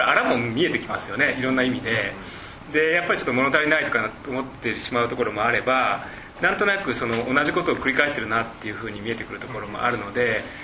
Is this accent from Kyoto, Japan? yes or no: no; Kobe, Hyogo, Japan; 自分自身がその神戸の出身で